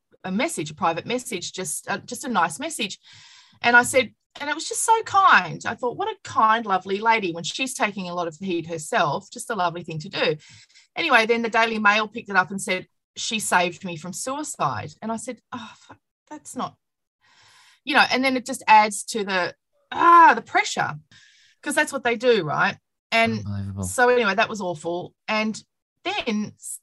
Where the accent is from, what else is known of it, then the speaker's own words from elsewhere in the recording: Toowoomba, Queensland, Australia; now in Melbourne, Australia; I grew up in Toowoomba